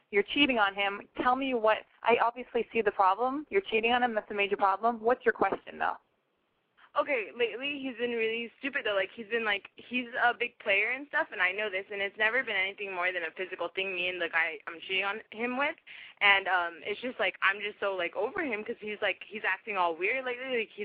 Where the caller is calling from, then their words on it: Rancho Cucamonga, California, United States; I'm calling from Rancho Cucamonga, California